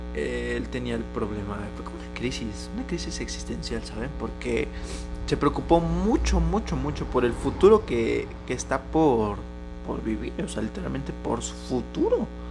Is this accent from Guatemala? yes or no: no; Mexico; como mexicano tienes que tener como hombre mexicano